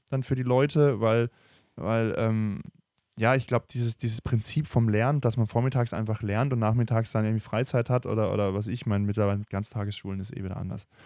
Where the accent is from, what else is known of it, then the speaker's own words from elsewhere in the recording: Germany; Wir lieben ja Technologie als Deutsche.